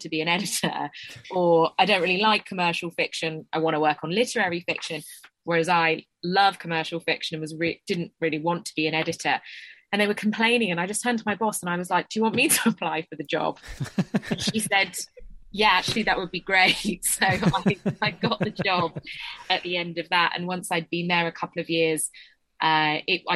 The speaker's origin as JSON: {"language": "English", "area": "Essex", "region": "East of England", "country": "United Kingdom", "said": "I'm from Essex"}